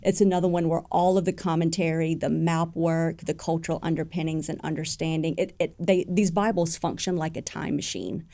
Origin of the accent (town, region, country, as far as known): United States